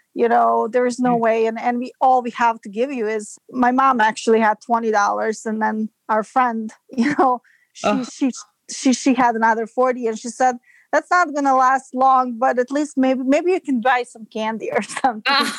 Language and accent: English; Serbia; moved away as an adult; now in United States; I'm from Serbia and I moved to United States in 2005